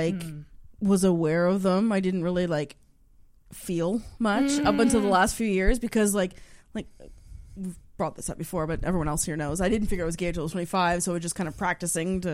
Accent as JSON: {"language": "English", "town": "Charlottetown", "region": "Prince Edward Island", "country": "Canada", "moved": "as an adult", "lives_now": "Halifax, Canada", "said": "I'm from PEI"}